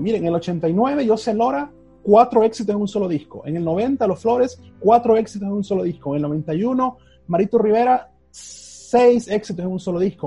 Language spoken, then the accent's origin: Spanish; El Salvador